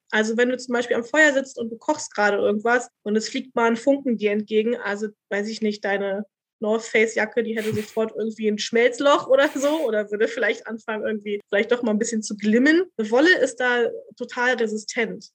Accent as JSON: {"language": "German", "region": "Berlin", "country": "Germany", "tie": "born or raised there", "also_born_or_lived": "Vienna, Austria", "said": "ich bin halt Urberlinerin"}